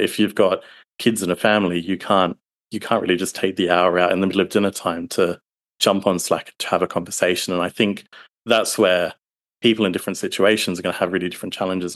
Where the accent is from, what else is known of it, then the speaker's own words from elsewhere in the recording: Australia; am a down under Aussie